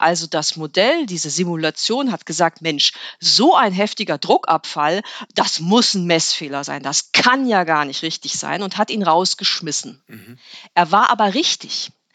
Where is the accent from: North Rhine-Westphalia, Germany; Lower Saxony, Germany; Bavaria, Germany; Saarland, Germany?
Lower Saxony, Germany; Ritterhude; also born or lived in Göttingen / Bremen; Ins Bremer Umfeld, könnte man sagen. Genauer in, nach Ritterhude. Das war also Niedersachsen. Aber ich bin in Bremen zur Schule gegangen